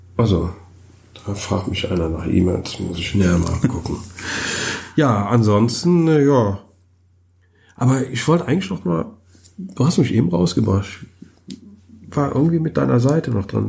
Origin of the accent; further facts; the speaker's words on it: Germany; bei uns in Deutschland